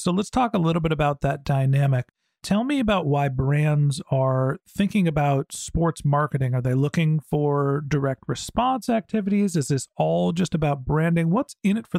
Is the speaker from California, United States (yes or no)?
yes; Bay Area, California, United States; also born or lived in Boston; I grew up in the Bay Area